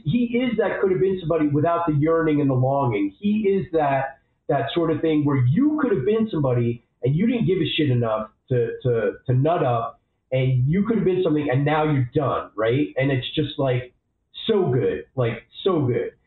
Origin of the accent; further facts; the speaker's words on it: New York, United States; I'm a New Yorker